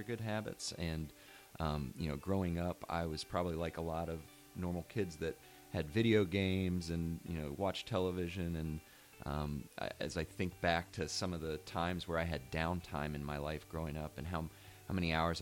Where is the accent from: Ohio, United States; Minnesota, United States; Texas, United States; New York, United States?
Ohio, United States; West Chester; now in Mason, United States; I grew up close by in Westchester